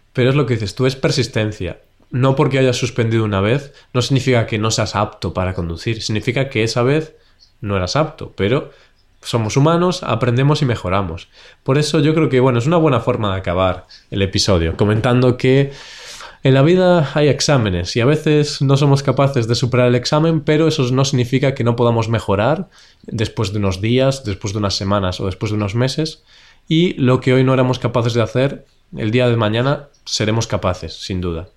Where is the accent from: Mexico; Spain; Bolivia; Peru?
Spain; como nosotros somos españoles